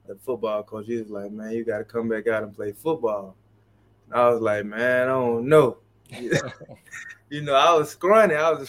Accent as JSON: {"language": "English", "region": "Mississippi", "country": "United States", "tie": "born or raised there", "said": "Yeah, sports played a major role in my life growing up. Being young, you know, it wasn't much we can do in Mississippi, not a lot of things to do."}